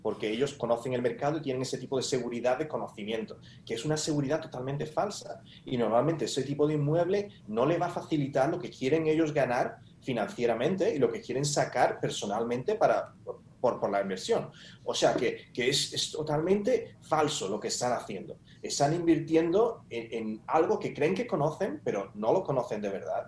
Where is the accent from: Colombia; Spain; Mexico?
Spain; como buen español